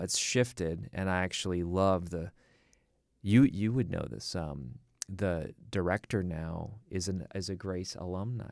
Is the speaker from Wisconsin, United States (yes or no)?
yes; Milwaukee, Wisconsin, United States; I grew up in Milwaukee, Wisconsin